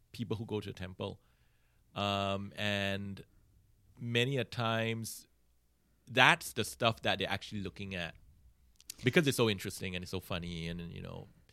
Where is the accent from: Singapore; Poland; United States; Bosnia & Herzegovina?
Singapore; I grew up in Singapore